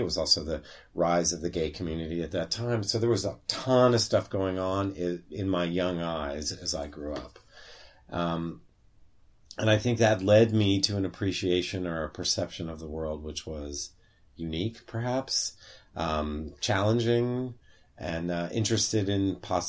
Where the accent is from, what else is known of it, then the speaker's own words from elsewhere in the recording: West Coast, United States; even though I grew up on the West Coast.